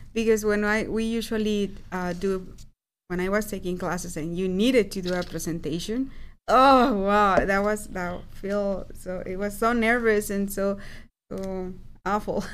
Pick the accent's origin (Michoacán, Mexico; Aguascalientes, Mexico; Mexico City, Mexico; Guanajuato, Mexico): Aguascalientes, Mexico; moved away; I am from Aguascalientes